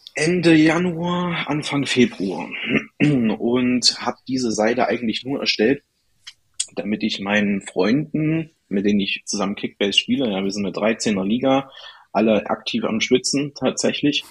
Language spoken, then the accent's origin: German; Erfurt, Thuringia, Germany; ich komme aus Erfurt, aus Thüringen.